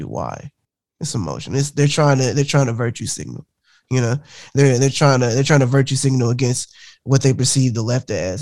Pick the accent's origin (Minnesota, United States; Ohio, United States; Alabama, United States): Alabama, United States; rural north; Alabama, rural Alabama, north.